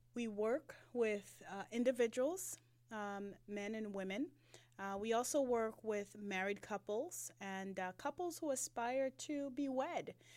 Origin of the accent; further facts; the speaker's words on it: Jamaica; now in Atlanta, United States; I'm a migrant from, um, the motherland, no, from Jamaica